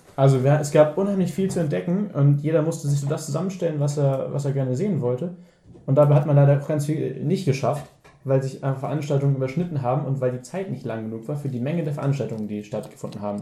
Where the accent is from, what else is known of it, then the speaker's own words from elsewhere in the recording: Hamburg, Germany; ich als Hamburger